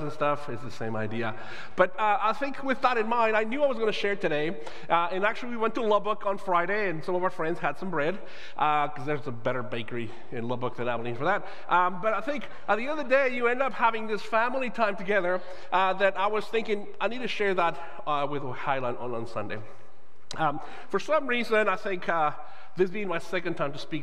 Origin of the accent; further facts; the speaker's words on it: Guadalajara, Jalisco, Mexico; now in United States; I am Mexican-born. I grew up in Guadalajara, Mexico